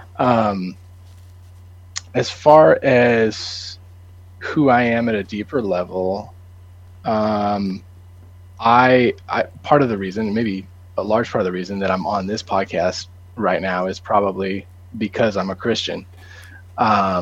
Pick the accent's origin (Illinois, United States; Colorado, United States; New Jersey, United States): Colorado, United States; moved away as an adult; now in Nashville, United States; I grew up in Colorado with JMO and went to school in Nashville.